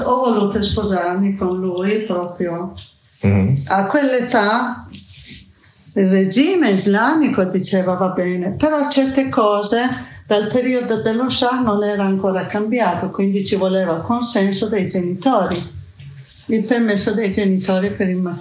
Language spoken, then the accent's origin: Italian; Iran; Italian is a second language; moved away as an adult; now in Bologna, Italy; io quando vado giù in Persia